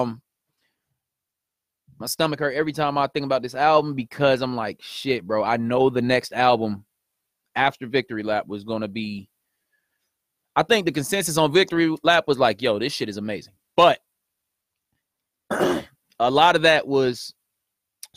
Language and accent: English; Kansas City, Missouri, United States; I'm from Kansas City